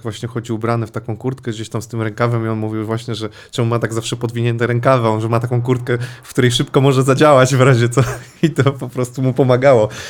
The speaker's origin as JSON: {"language": "Polish", "region": "Łódź Voivodeship", "country": "Poland", "said": "ja też pochodzę gdzieś tam spod Łodzi"}